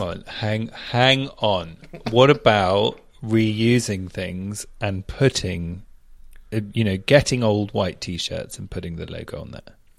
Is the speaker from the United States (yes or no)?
no; United Kingdom; moved away as an adult; now in Australia; I grew up in Southfield. It's now called Southfield Village